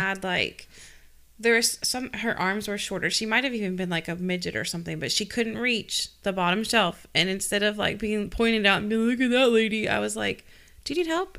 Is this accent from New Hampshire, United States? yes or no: yes; Rindge, New Hampshire, United States; Ringe, New Hampshire. I, R, K, Ringe, R I N D G E, New Hampshire